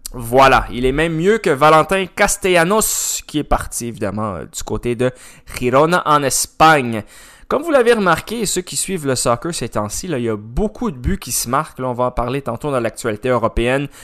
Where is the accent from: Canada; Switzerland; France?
Canada; on est Canadien quand même